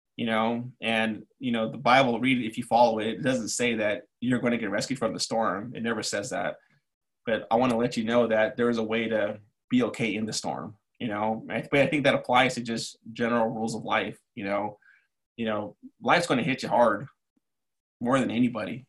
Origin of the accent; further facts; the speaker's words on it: Los Angeles, California, United States; moved away as an adult; also born or lived in New York City / Chicago; now in Cleveland, United States; I grew up in East